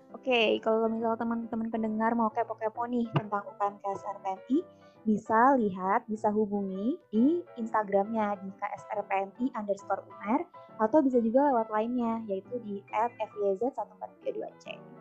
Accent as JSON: {"language": "Indonesian", "town": "Purbalingga", "region": "Central Java", "country": "Indonesia", "also_born_or_lived": "Surabaya", "said": "Aku dari Purbalingga, Jawa Tengah."}